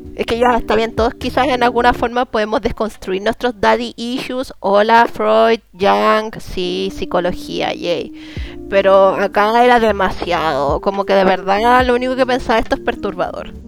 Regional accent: Chile; así como chilena

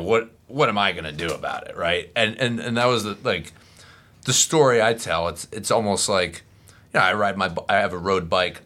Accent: Florida, United States; also born or lived in Philadelphia area, Pennsylvania; I was raised in Florida

